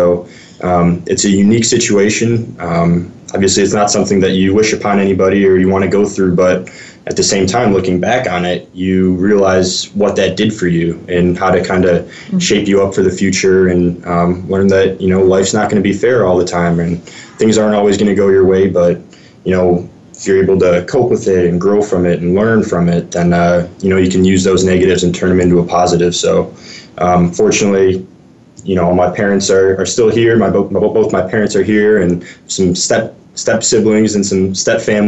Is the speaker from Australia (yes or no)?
no; Chicagoland suburbs, Illinois, United States; I grew up in the Chicagoland suburbs and about an hour west of Chicago